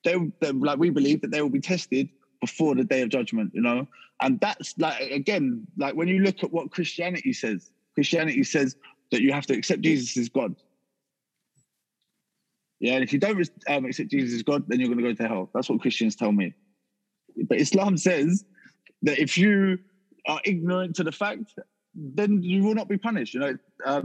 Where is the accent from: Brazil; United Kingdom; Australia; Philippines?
United Kingdom; Harrow, London; moved away as an adult; also born or lived in Salisbury; I come from like Harrow, South Harrow Way, which is near Norfolk, just up the A40.